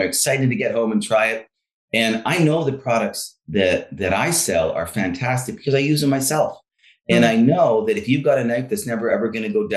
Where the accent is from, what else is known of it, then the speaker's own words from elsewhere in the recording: Langley, British Columbia, Canada; Growing up in Langley, you know, my sister and I with my mother, she was a single mom